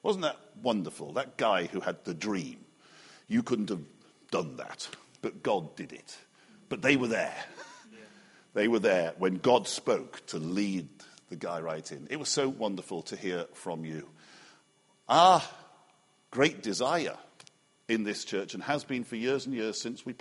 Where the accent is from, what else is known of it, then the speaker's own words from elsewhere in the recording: Liverpool, North West England, United Kingdom; moved away; I grew up in Liverpool, and we had a backyard